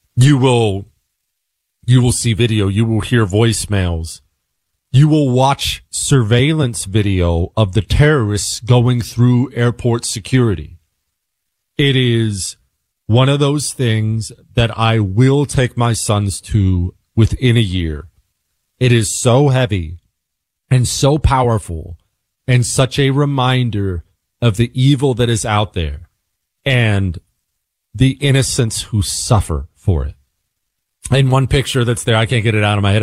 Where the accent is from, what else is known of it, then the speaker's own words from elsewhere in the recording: United States; as an American